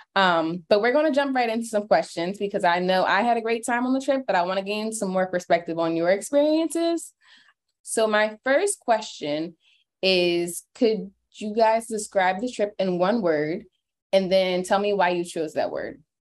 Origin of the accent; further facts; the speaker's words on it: Williamstown, New Jersey, United States; I am from Williamstown, New Jersey.